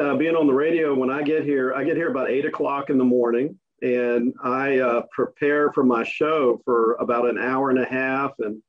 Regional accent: Williston, Florida, United States; my life experiences growing up in Williston.

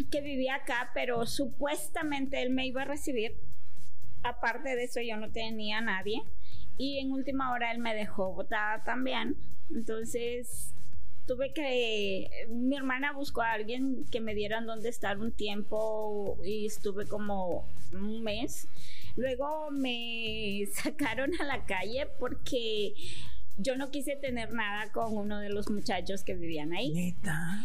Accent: Chalatenango, El Salvador; moved away; also born or lived in San Salvador; nací en la capital. Nací en la capital, me crié en, al norte en Chalatenango.

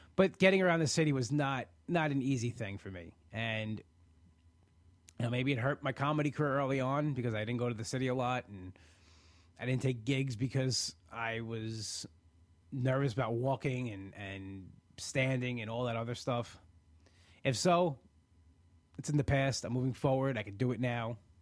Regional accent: New York, United States; being a New Yorker, be, living on Long Island and being an hour away from the city

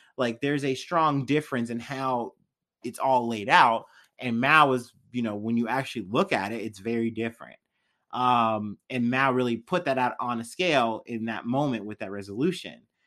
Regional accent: Missouri, United States

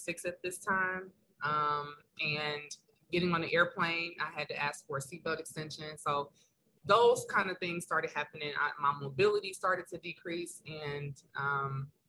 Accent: Detroit, Michigan, United States; moved away as an adult; now in Philadelphia, United States; I am originally from Detroit, Michigan, born and raised, 313. But I have been in Philadelphia for the last 4 years

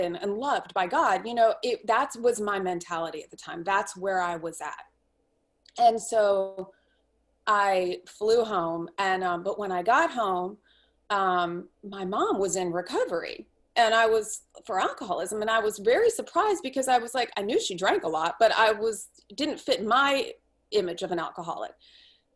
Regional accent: Washington, District of Columbia, United States; moved away as an adult; also born or lived in Santa Fe, New Mexico; I grew up in Washington, D.C.

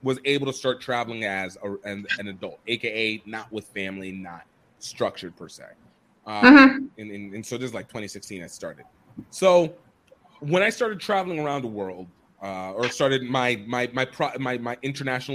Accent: Nigeria; moved away; as a Nigerian

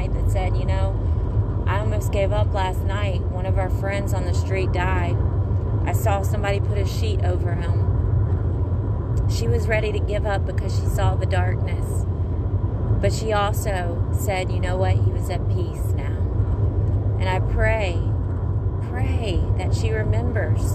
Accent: Mississippi, United States; now in Florida, United States; Mississippi, y'all, my hometown.

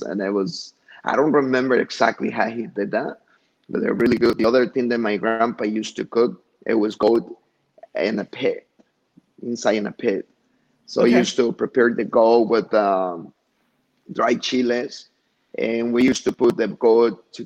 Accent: Huitzuco, Guerrero, Mexico; now in Chicago, United States; this is like a museum of Huitzuco, my hometown

